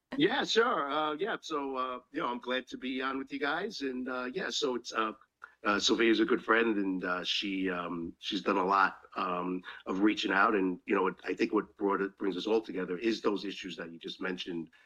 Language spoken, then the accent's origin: English; New York City, New York, United States; I was a kid growing up in Chinatown, and uh, you know Chinatown at the time was uh, kind of a rough place to live